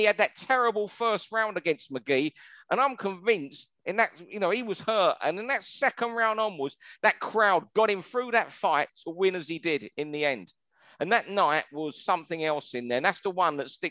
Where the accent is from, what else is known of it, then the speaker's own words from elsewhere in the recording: Manchester, North West England, United Kingdom; we're all from the Manchester area